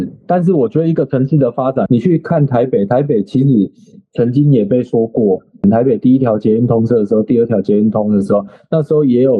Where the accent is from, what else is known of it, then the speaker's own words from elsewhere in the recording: Changhua County, Taiwan; moved away as an adult; now in Kaohsiung, Taiwan; 我彰化人